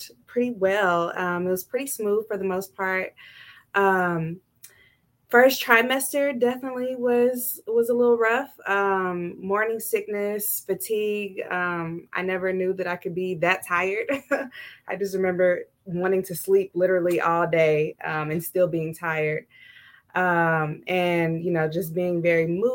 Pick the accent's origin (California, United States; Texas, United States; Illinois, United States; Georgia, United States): Texas, United States; moved away as an adult; now in Ohio, United States; I am originally from Texas, moved to Ohio in 2014